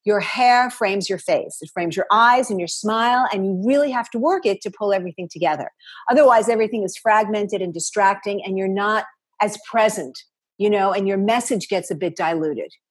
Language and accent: English; New York City, New York, United States; I am from New York City and both my parents were in the garment district.